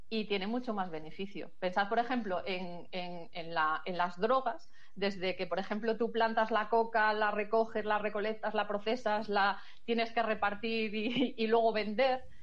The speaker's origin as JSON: {"language": "Spanish", "region": "Galicia", "country": "Spain", "said": "como buena gallega, como buena gallega depende."}